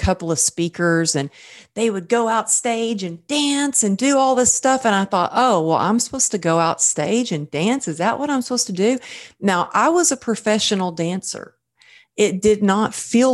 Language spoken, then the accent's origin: English; Texas, United States; I'm from Texas